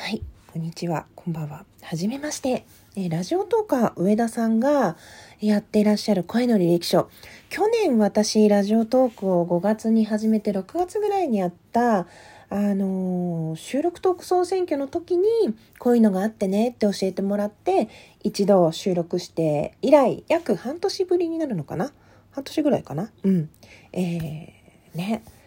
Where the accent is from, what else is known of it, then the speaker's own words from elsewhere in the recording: Asahikawa, Hokkaido, Japan; 北海道旭川市出身です